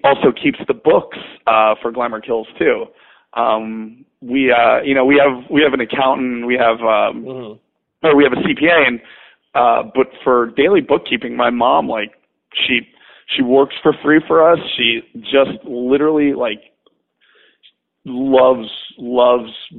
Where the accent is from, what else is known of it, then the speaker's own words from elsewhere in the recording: New Windsor, New York, United States; I was born and raised in upstate New York, a town called New Windsor.